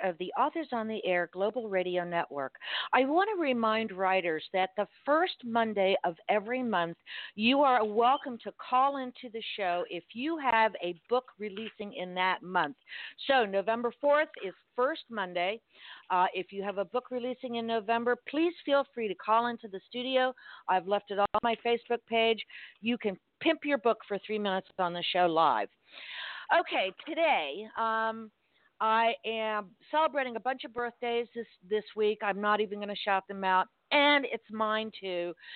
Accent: Miami, Florida, United States; I'm from Miami

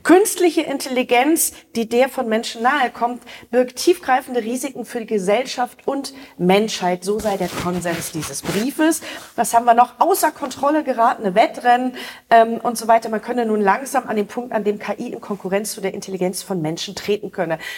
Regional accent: Osnabrück, Lower Saxony, Germany; Osnabrück, mein Heimatort

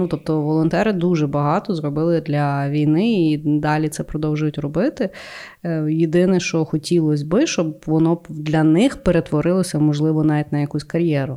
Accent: Ukraine; я українка

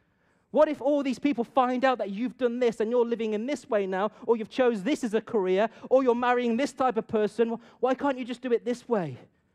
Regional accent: Punjab, India; See, I myself, I've been brought up as well in a culture where honor is huge. Reputation is everything. I'm from an Indian Punjabi culture.

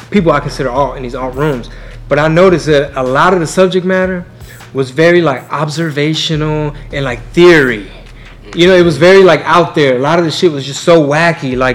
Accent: Houston, Texas, United States; this is my hometown.

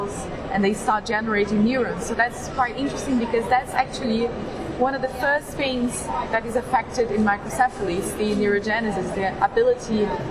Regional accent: Brazil; also born or lived in London; I went back to Brazil

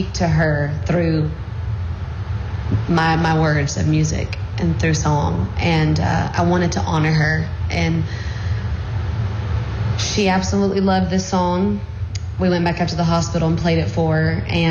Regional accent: Alabama, United States; But I grew up in Alabama, and I lived on Pines Road.

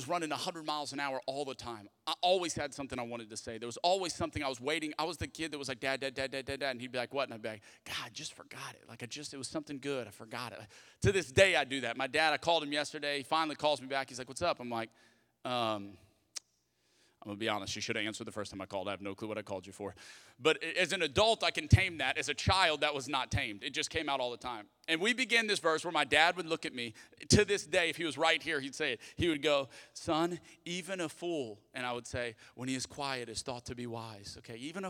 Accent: Lafayette, Louisiana, United States; moved away; I'm from Lafayette, Louisiana. I'm a Cajun

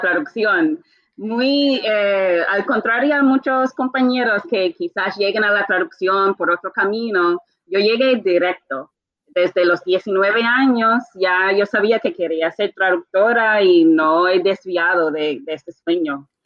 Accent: Bermuda; Spanish is a second language; now in Puerto Rico; como nací en las Bermudas, es un país monolingüe, realmente empecé a estudiar el español muy tarde

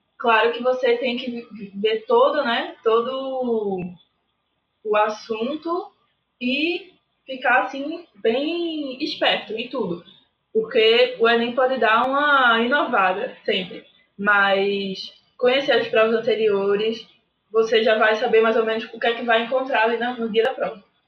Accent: Recife, Pernambuco, Brazil; eu sou de Recife, Pernambuco

